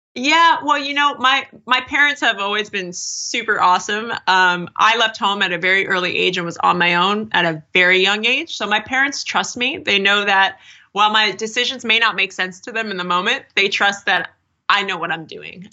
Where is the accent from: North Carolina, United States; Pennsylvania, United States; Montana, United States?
Pennsylvania, United States; Erie; also born or lived in New York; now in California, United States; Erie, Pennsylvania, if I stayed on the life path of most people from my hometown